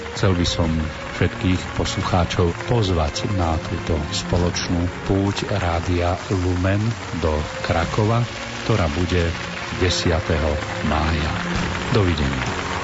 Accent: Slovakia; sme my Slováci

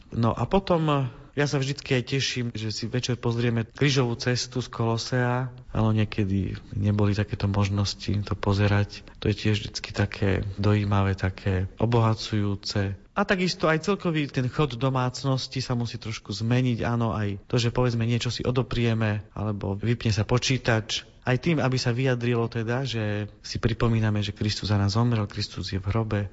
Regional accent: Prešov, Prešov Region, Slovakia; now in Bratislava, Slovakia; ja pochádzam z východného Slovenska, z Prešova, tam som sa narodil

